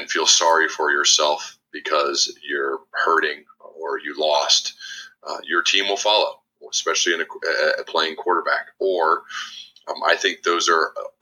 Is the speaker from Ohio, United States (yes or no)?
yes; Ohio, United States; moved away as an adult; also born or lived in Birmingham, Alabama; I'd lived in Ohio my whole life